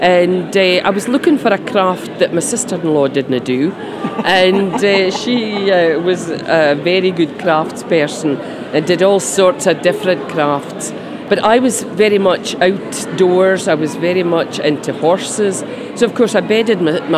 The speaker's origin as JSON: {"language": "English", "town": "Inverurie", "region": "Scotland", "country": "United Kingdom", "said": "I'm from Inverurie"}